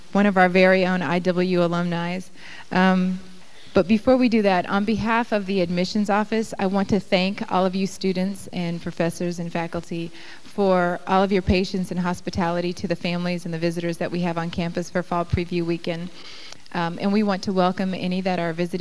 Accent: California, United States; moved away; California, where I'm from and miss sometimes

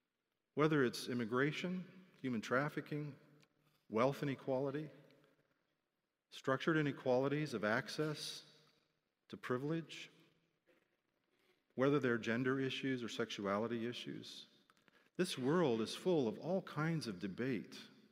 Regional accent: Philippines; I was very used to cross-cultural living, born and growing up in the Philippines.

